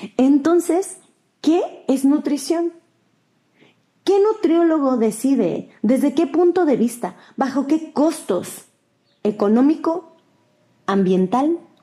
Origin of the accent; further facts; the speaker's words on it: Mexico; Yo soy mexicano